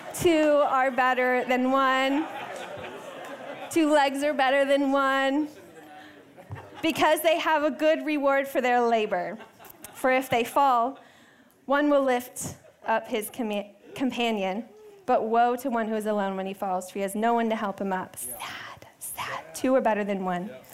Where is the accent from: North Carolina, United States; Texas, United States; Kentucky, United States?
Texas, United States; moved away; I grew up in Texas. I love Texas. Um, and I lived in a pretty big city uh, until middle school